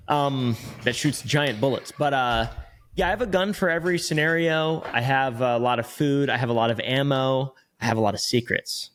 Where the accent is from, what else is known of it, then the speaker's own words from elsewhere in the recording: Virginia, United States; moved away; I'm from Virginia